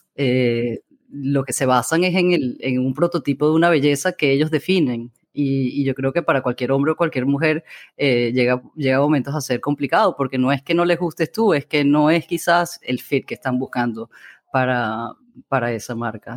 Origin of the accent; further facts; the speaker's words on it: Amazonas, Venezuela; moved away; crecí en el Amazonas